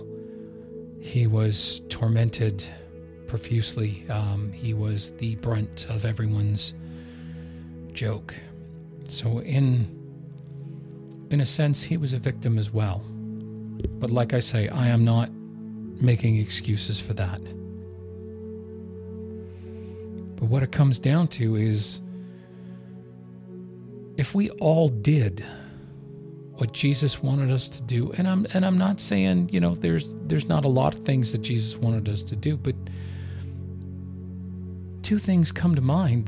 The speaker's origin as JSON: {"language": "English", "country": "Canada", "said": "I'm Canadian."}